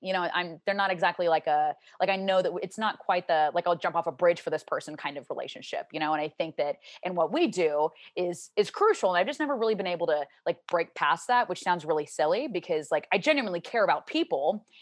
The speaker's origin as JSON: {"language": "English", "region": "the South", "country": "United States", "tie": "born or raised there", "said": "I grew up in the South and I grew up in a Catholic home and I went to Catholic school"}